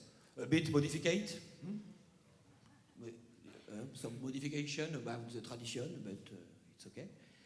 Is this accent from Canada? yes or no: no; the middle of France, central France, France; English is a second language; And we come from France. And from the middle of the France, where there is nothing. And nothing to say. And unfortunately, I don't speak very well English.